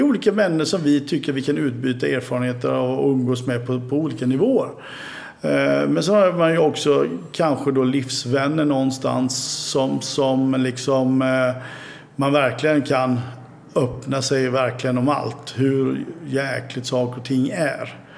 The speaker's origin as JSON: {"language": "Swedish", "town": "Oskarshamn", "region": "Kalmar County", "country": "Sweden", "also_born_or_lived": "Gotland", "said": "vi hade ju ett umgänge hemma i Oskarshamn"}